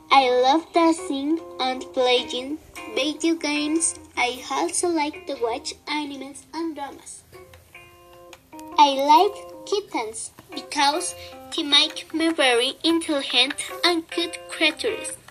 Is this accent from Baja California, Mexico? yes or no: no; State of Mexico, Mexico; I am 15. I was born on July 25 in the state of Mexico. I live in Guadalajara of the Lagoon with my sister and my mother.